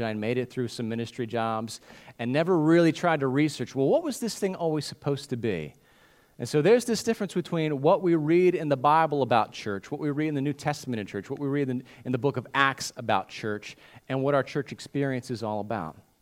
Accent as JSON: {"language": "English", "country": "United States", "said": "what we do as Christians in America, what we do as modern American Christians"}